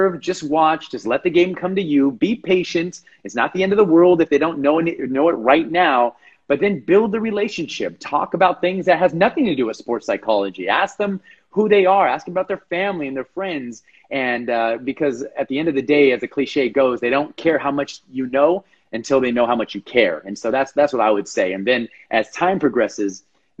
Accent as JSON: {"language": "English", "town": "Los Angeles", "region": "California", "country": "United States", "tie": "born or raised there", "moved": "yes", "said": "born and raised in Los Angeles"}